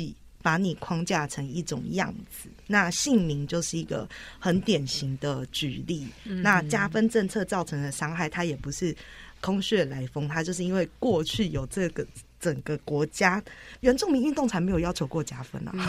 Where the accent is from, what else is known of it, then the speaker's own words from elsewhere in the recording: Taiwan; 我是来自大吉杜路，就是我们叫做着色群这个地区的巴林吉难家族的…